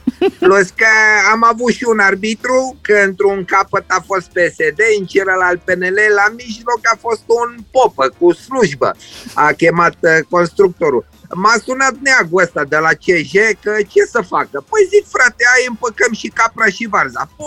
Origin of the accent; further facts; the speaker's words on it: Romania; Mândru că sunt român!